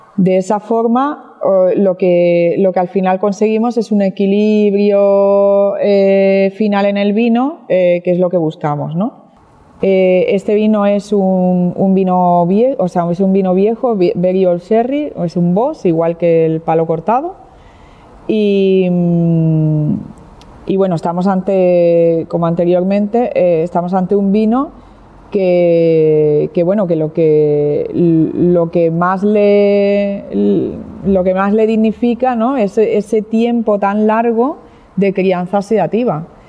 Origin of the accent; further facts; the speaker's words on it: Barcelona, Catalonia, Spain; now in Jerez de la Frontera, Spain; yo no soy eh, jerezana, no soy andaluza, soy de Barcelona, soy catalana